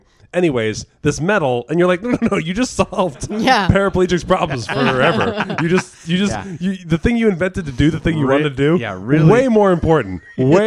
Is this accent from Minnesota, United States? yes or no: no; New Jersey, United States; moved away; I'm from Jersey